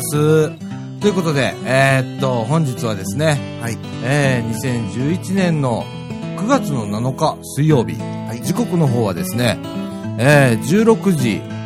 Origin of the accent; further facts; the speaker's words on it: Shirahama, Wakayama, Japan; moved away; うちの実家もね、岡山県の